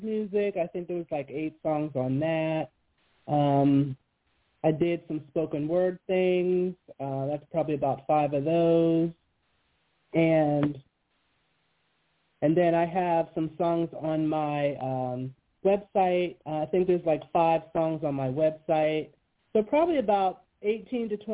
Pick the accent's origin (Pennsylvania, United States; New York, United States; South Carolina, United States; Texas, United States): Pennsylvania, United States; Western; I grew up in Western Pennsylvania, yes, in a small town right outside of Pittsburgh, in the mountains